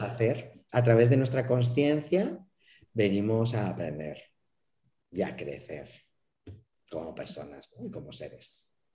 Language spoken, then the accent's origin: Spanish; Madrid, Community of Madrid, Spain; now in Mérida, Mexico; yo soy español y eh, soy, soy madrileño, pero vivo en Yucatán, vivo en Mérida